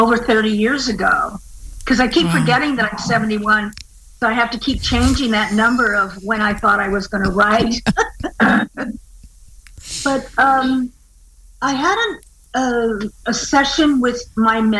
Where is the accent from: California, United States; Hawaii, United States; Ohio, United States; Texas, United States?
Hawaii, United States; I'm from Hawaii.